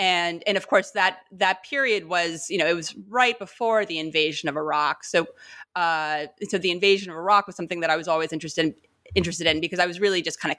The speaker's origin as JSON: {"language": "English", "town": "New York City", "region": "New York", "country": "United States", "said": "I'm from New York City and don't kind of have any ties to the region kind of by background, by family or whatnot."}